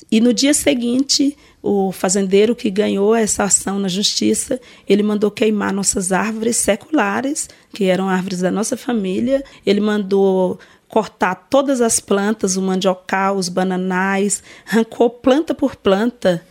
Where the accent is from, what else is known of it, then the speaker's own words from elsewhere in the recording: Araguatins, Tocantins, Brazil; sou da ilha de São Vicente, do município de Araguatins, região do Bico do Papagaio, estado do Tocantins.